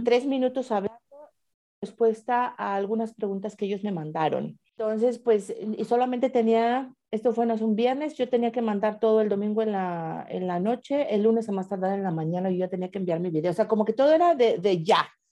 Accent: Mexico; moved away as an adult; now in Switzerland

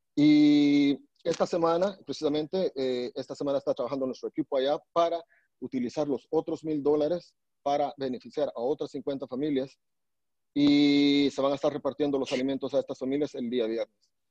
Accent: Alta Verapaz, Guatemala; also born or lived in Salamá; now in Virginia, United States; soy de Guatemala, nací en Salamá, pero crecí en Alta Verapaz

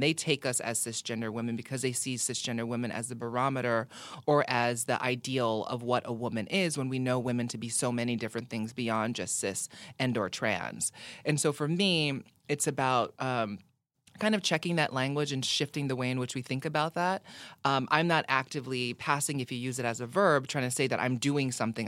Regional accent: Hawaii, United States; growing up in Hawaii

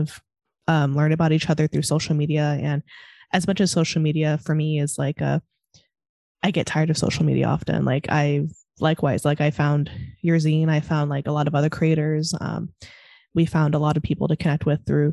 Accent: Pacific Grove, California, United States; I'm originally from Monterey

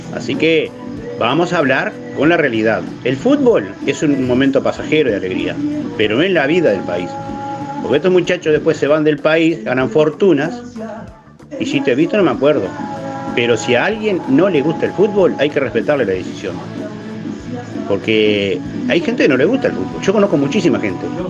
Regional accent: Uruguay

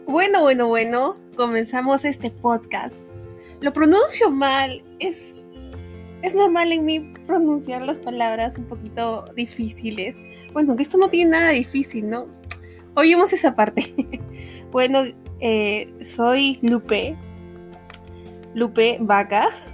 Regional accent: Peru; soy peruana, una peruana muy orgullosa.

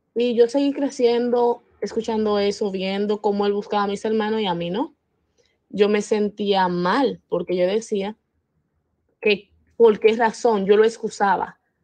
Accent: Dominican Republic; soy de República Dominicana

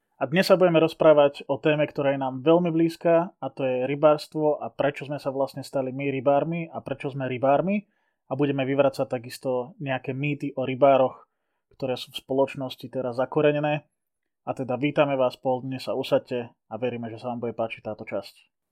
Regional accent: Liptovský Mikuláš, Žilina Region, Slovakia; kedy som s otcom navštevoval Liptovskú Maru, keďže ja som z Liptovského Mikuláša

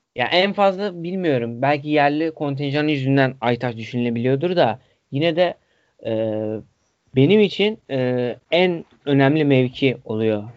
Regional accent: Hatay, Turkey; Benim memleketim oluyor.

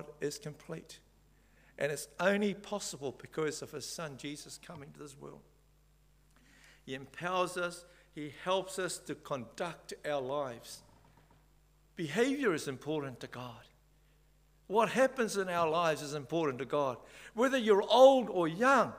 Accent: Samoa; moved away; also born or lived in Whangarei, New Zealand; I come from Samoa

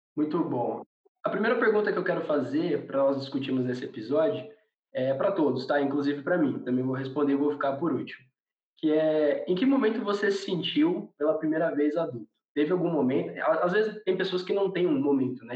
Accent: Garça, São Paulo, Brazil; nós quatro aqui, nós somos do interior de São Paulo, da cidade de Garça

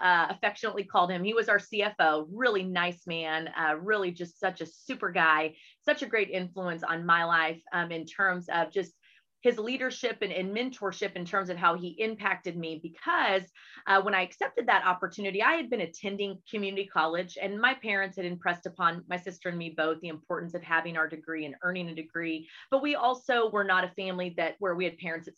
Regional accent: Hurst-Euless-Bedford area, Texas, United States; also born or lived in Metairie, Louisiana / Houston, Texas; he was then transferred again to Arlington, Texas, which brought us to the HEB area, which is really where, you know, we grew up

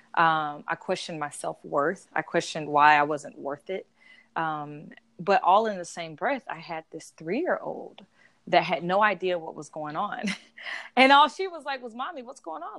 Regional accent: South Georgia, United States; moved away as an adult; now in Atlanta, United States; I'm from Georgia. I'm from South Georgia

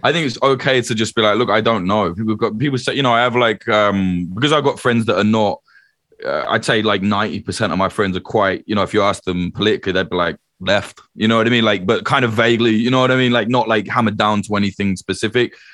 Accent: United Kingdom; also born or lived in Ireland (ancestry)

